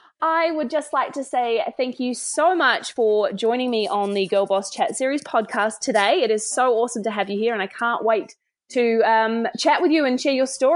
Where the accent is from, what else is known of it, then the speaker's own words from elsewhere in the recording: Australia; now in Christchurch, New Zealand; Whilst I now call Christchurch, New Zealand home, I am originally from Australia and made the move over the ditch about 12 years ago now.